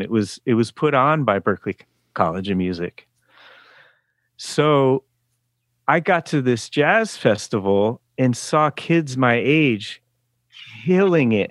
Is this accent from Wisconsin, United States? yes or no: no; the Berkshires, Western Massachusetts, United States; moved away; also born or lived in Oakland, California; I grew up in Western Massachusetts